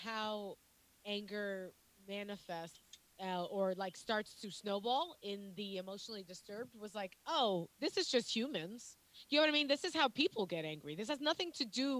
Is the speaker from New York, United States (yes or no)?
yes; New York, United States